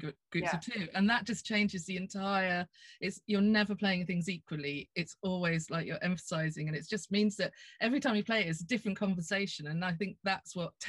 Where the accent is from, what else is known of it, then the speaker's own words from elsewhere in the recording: Norfolk, East of England, United Kingdom; I come from Norfolk